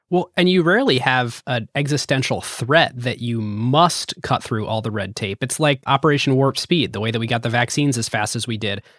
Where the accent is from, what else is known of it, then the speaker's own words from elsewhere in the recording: United States; Growing up in America